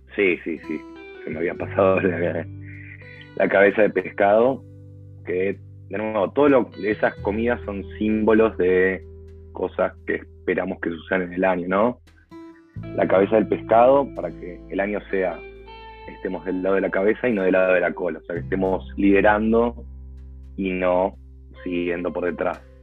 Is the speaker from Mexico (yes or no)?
no; Argentina; soy argentino